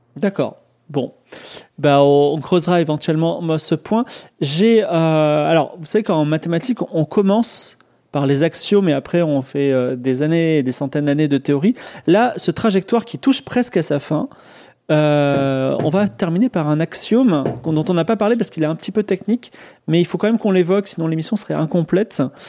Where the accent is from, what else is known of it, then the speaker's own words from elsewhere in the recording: France; je suis français, mais je comprends un petit peu l'anglais